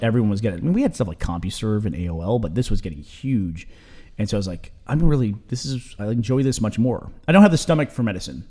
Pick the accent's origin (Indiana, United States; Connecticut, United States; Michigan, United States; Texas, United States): Texas, United States; also born or lived in New York; I moved from New York down to Texas